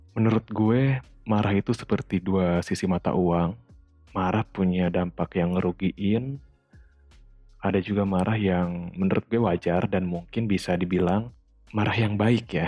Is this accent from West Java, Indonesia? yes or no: yes; West Java, Indonesia; accent: Sundanese; aksen Sunda gue keluar